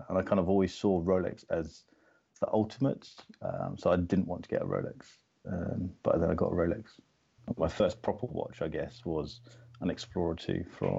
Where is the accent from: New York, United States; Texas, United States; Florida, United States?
Florida, United States; I grew up in America, in Florida.